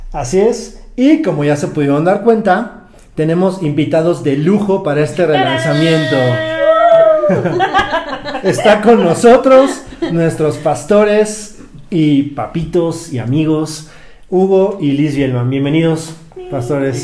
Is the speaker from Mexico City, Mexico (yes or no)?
yes; Mexico City, Mexico; yo soy chilango